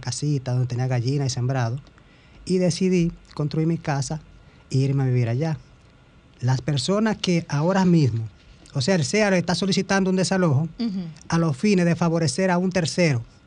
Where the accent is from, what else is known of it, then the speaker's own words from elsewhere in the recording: Dominican Republic; Nosotros somos dominicanos